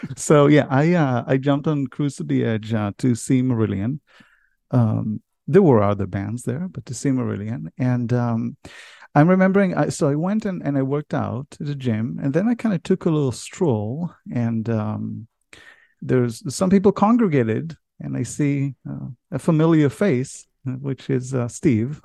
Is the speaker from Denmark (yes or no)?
no; Israel; moved away as an adult; now in United States; I was born and raised in Israel. Although I live in America